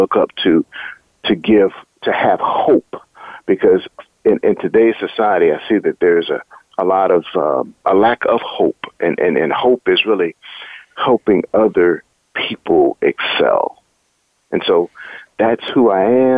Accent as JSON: {"language": "English", "town": "Wilmington", "region": "North Carolina", "country": "United States", "tie": "born or raised there", "also_born_or_lived": "Durham, North Carolina / Atlanta, Georgia / Los Angeles, California", "said": "growing up in Wilmington, it was always instilled in me the importance of education"}